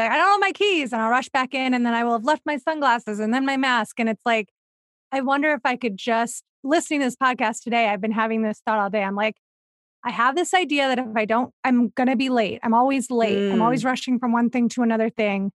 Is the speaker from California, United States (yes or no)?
no; Ohio, United States; accent: Ohio Midwestern; moved away; also born or lived in Los Feliz, Los Angeles; I'm from Ohio, so I say pop